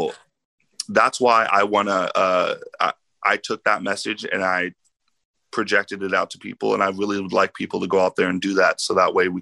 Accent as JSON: {"language": "English", "area": "Lane County", "region": "Oregon", "country": "United States", "tie": "born or raised there", "said": "growing up in Lane County, we all know it's predominantly white."}